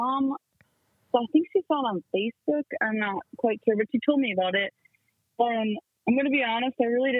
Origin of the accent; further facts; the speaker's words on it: Pine City, Minnesota, United States; I'm from Pine City, Minnesota, and I go to Pine City High School.